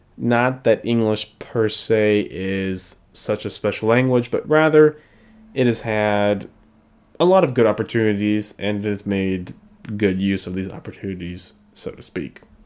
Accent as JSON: {"language": "English", "country": "United States", "tie": "born or raised there", "said": "I am from the U S and I am American by birth and by culture"}